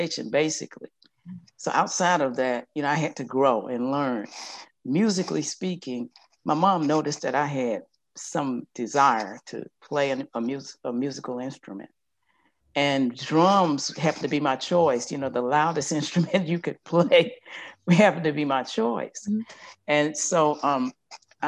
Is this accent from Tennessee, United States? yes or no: no; Yazoo City, Mississippi, United States; I'm from Yazoo City, Mississippi